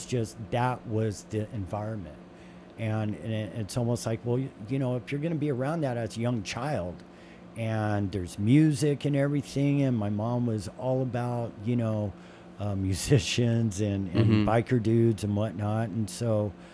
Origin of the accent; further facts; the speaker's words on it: Southern California, United States; especially in the 80s growing up in Southern California